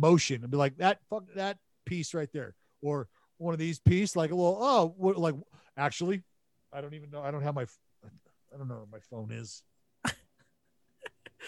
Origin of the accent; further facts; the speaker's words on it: Northern California, United States; moved away; I'm from NorCal, this is why I use the word hella